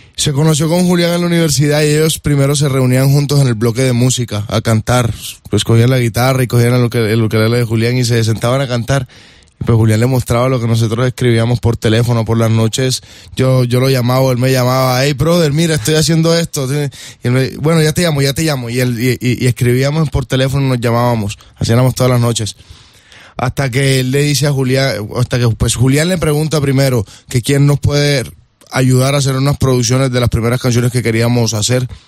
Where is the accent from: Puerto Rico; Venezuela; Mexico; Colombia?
Colombia; nosotros como buenos colombianos